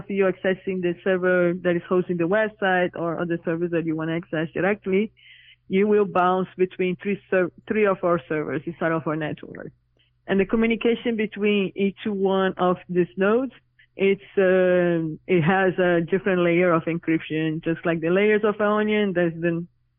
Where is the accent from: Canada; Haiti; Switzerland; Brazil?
Brazil; now in New York City, United States; I'm originally from Brazil, but currently living in New York City